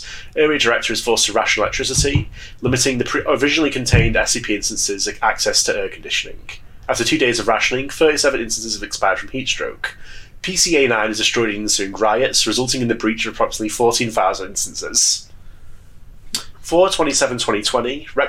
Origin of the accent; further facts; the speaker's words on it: United Kingdom; Even though I'm British.